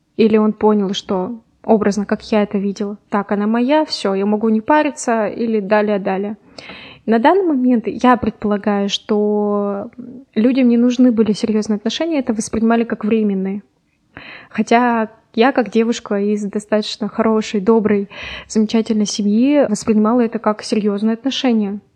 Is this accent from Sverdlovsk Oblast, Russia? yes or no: yes; Yekaterinburg, Sverdlovsk Oblast, Russia; я из Екатеринбурга